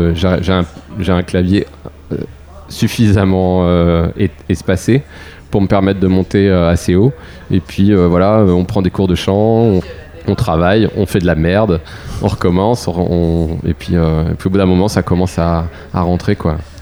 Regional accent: Pont-d'Ouilly, Normandy, France; dans mon patelin à Pondouy

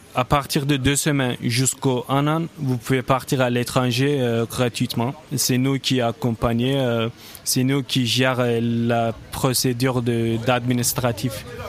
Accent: Turkey; moved away; je viens de la Turquie, donc c'était hors d'Europe

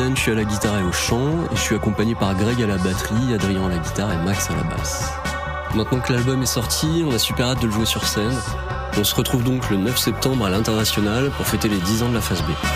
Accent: Rouen, Normandy, France; je viens de Rouen

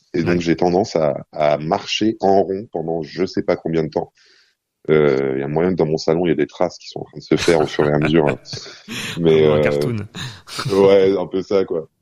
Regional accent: Cairo, Cairo Governorate, Egypt; la collection immense de, CD et de cassettes qu'il y avait dans, le salon de mon appartement au Caire

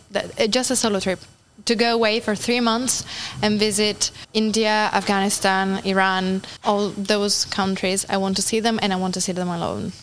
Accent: Turin, Piedmont, Italy; moved away as an adult; now in Normandy, France; I come from a really big and crowded city in Italy. I come from Turin.

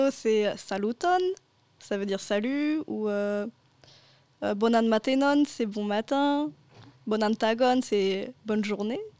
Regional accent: L'Aigle, Normandy, France; also born or lived in Melun; D'où je viens, bah, j'ai fait mon lycée à l'Aigle. Mais de base, je suis née à Melun, près de Paris.

